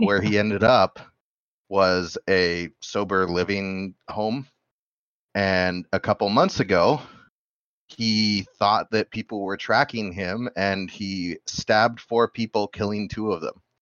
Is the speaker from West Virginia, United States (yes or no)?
no; Bozeman, Montana, United States; moved away; I'm from Bozeman